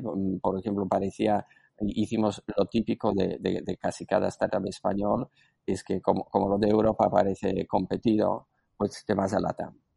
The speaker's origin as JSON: {"language": "Spanish", "country": "Slovakia", "tie": "born or raised there", "second_language": "Spanish", "moved": "as an adult", "lives_now": "Spain", "said": "yo nací en antigua Checoslovaquia, soy eslovaco"}